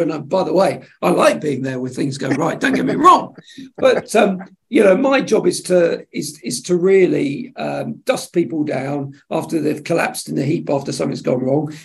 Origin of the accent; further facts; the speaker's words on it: Suffolk, East of England, United Kingdom; also born or lived in Plymouth, Devon; I grew up in Suffolk after after he got out of the Marines